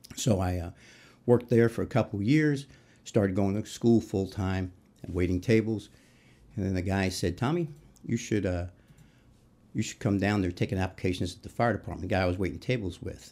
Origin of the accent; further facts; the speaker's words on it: New York City, New York, United States; moved away as an adult; also born or lived in Newport News, Virginia; now in Indianapolis, United States; I grew up in New York City, uh, Queens, and, um, lived there through, went to high school